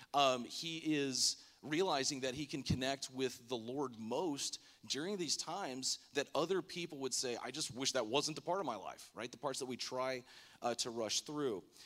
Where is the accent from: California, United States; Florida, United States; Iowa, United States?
Florida, United States; Lake Worth; moved away; I grew up in Florida, the West Palm, Lake Worth area in high school